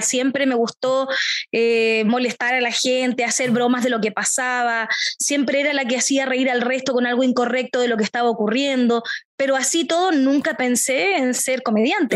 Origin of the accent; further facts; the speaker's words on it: Temuco, Araucanía, Chile; soy de Temuco, del sur de Chile